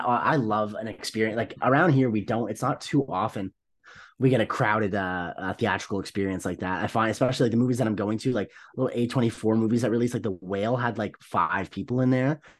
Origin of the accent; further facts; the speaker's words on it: Canada; as a Canadian